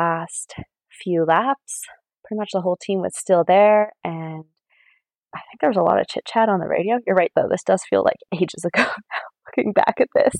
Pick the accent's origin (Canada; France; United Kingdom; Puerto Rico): Canada; Maple Ridge, British Columbia; I am from Maple Ridge, BC, Canada.